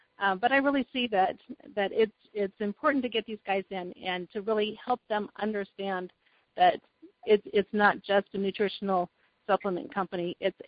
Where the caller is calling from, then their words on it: Oskaloosa, Iowa, United States; Oh, I'm in a town called Oskaloosa, Iowa, and we're about 70 miles southeast of Des Moines, which is kind of smack in the middle of the state.